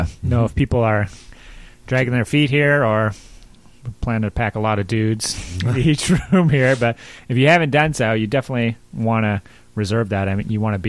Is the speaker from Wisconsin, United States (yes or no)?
yes; Wisconsin, United States; We're from Wisconsin.